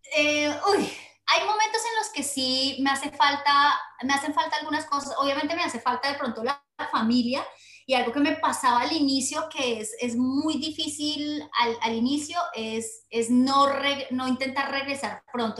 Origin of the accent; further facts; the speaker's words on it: Colombia; moved away as an adult; Soy colombiana, nata, nacida en colombiana, pero mi corazón realmente pertenece al mundo entero, o sea, nací para recorrer el mundo y entonces eh, nata en Colombia